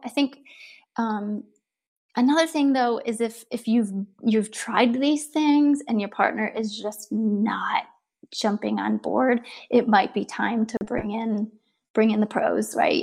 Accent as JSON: {"language": "English", "region": "Ohio", "country": "United States", "tie": "born or raised there", "moved": "as an adult", "lives_now": "Southern California, United States", "said": "I'm from Ohio. I am a far far away from home because we live in Southern California now, but um, from Ohio and a farm girl at heart. And I married my high school sweetheart."}